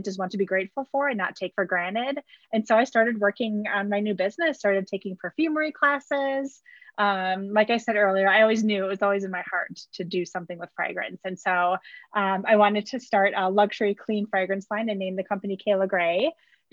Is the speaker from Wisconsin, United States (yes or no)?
yes; Wisconsin, United States; I was born and raised in Wisconsin